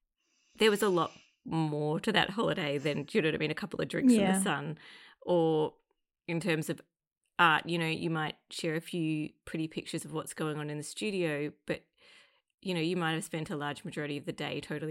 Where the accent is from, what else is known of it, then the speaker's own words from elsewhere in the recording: Australia; It's the Australian in me.